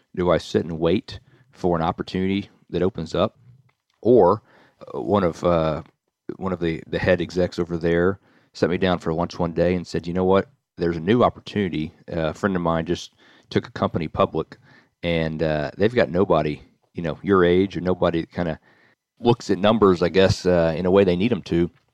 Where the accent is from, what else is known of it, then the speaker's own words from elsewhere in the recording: Nashville, Tennessee, United States; born and raised in Nashville, Tennessee